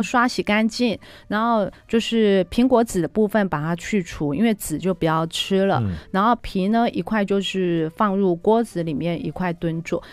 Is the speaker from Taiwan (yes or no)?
yes; Taiwan; 我们台湾人非常喜欢吃的火锅